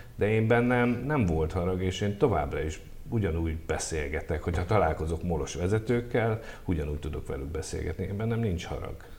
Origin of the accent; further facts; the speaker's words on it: Hungary; mint magyar ember